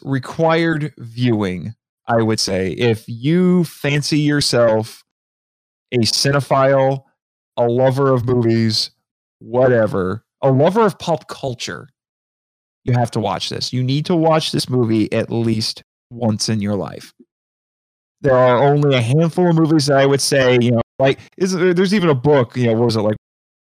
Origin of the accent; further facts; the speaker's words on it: Indiana, United States; I'm from Indiana